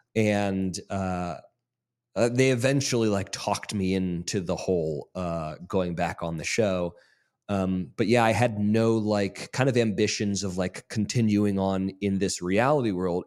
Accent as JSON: {"language": "English", "area": "Monterey or Carmel", "region": "California", "country": "United States", "tie": "born or raised there", "also_born_or_lived": "Mississippi", "moved": "as an adult", "said": "we grew up in Monterey or Carmel, California"}